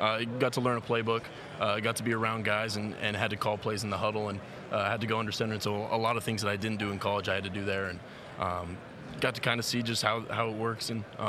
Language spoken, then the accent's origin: English; Oregon, United States; Growing up in Oregon